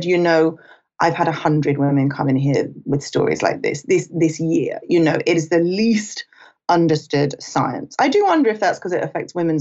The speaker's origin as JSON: {"language": "English", "country": "United Kingdom", "also_born_or_lived": "Los Angeles", "moved": "as an adult", "said": "I'm British. I was a journalist in London"}